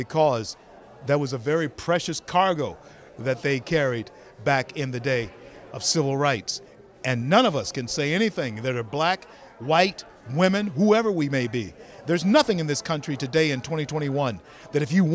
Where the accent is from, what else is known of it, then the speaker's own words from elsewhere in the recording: Shreveport, Louisiana, United States; I grew up in Shreveport, Louisiana